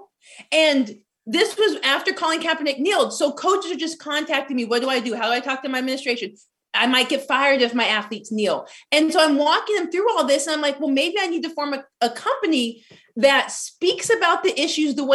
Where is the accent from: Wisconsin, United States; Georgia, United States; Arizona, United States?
Arizona, United States; I'm from Arizona, majority minority city, 5 minutes from the Mexican border